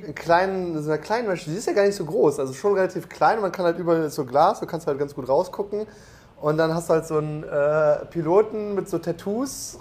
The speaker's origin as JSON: {"language": "German", "region": "North Rhine-Westphalia", "country": "Germany", "said": "wir kommen ja beide aus NRW"}